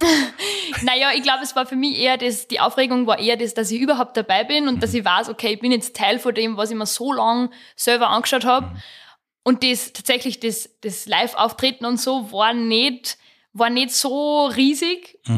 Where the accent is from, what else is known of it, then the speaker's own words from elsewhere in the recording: Rechberg, Upper Austria, Austria; Ich komme aus Rechberg im Mühlviertel, ähm, im Mühlviertel da in der Nähe von Perg. Bin am Land aufgewachsen